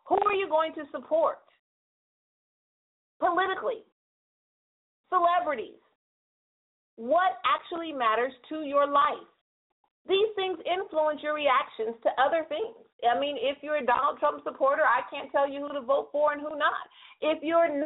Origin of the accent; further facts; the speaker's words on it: California, United States; 209 is on lock, and I know that's my hometown